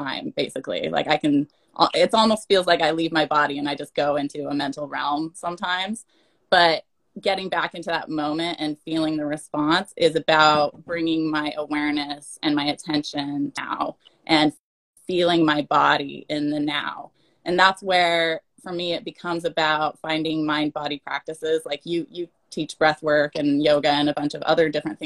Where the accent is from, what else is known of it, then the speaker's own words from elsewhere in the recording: Utah, United States; now in Portland, United States; I come from Utah. I live in Portland now.